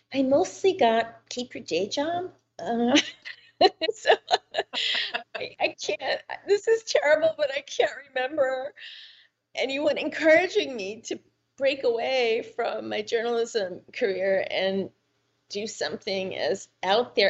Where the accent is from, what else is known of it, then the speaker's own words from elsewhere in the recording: New York, United States; I grew up in New York